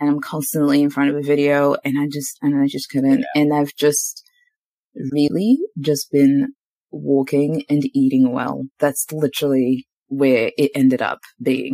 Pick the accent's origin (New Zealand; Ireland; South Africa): New Zealand; moved away as an adult; also born or lived in Zimbabwe / Queenstown, New Zealand; now in Australia; up until I was 11, I grew up in Zimbabwe. And from 11 to about 23, 24, I was in New Zealand